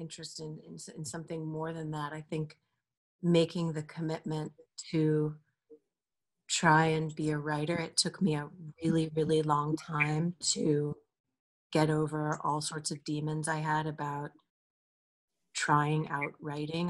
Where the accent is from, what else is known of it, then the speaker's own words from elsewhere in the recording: Delaware, United States; the state of Delaware, my home state